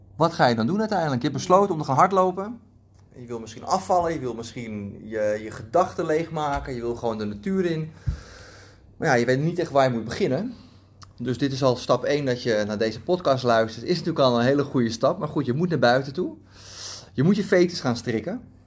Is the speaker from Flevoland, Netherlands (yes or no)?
yes; Almere, Flevoland, Netherlands; moved away; bij ons in Almere, waar ik destijds woonde.